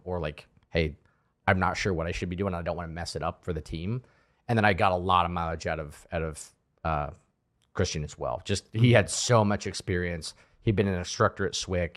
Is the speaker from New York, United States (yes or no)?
no; Colorado, United States; I'm from Colorado